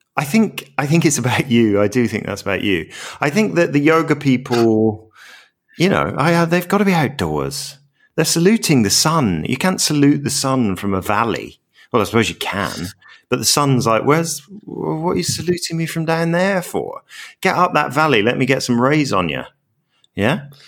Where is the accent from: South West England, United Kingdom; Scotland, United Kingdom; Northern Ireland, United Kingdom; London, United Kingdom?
Scotland, United Kingdom; Glasgow; growing up in Scotland, I remember, like, I lived in really suburban Glasgow